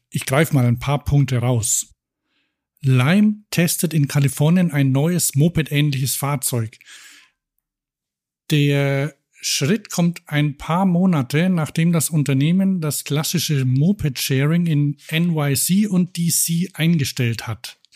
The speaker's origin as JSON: {"language": "German", "town": "Cologne", "region": "North Rhine-Westphalia", "country": "Germany", "tie": "born or raised there", "said": "Ich hoffe mal, die halten länger durch als der Betreiber in meiner Heimatstadt Köln."}